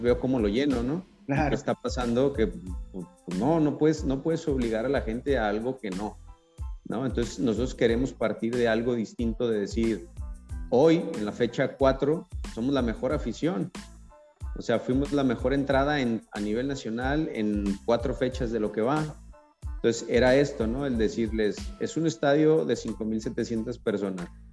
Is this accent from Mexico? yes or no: yes; Guadalajara, Jalisco, Mexico; moved away as an adult; now in La Paz, Mexico; yo soy de Guadalajara y cuando llegué acá a La Paz